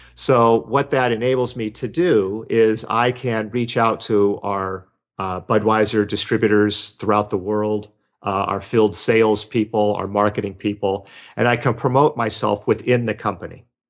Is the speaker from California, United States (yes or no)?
yes; Los Angeles, California, United States; I grew up in Los Angeles